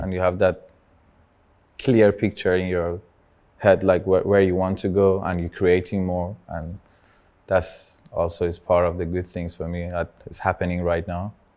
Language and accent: English; Tehran, Tehran Province, Iran; English is a second language; moved away; I started as a, one of the first Persian rappers from Tehran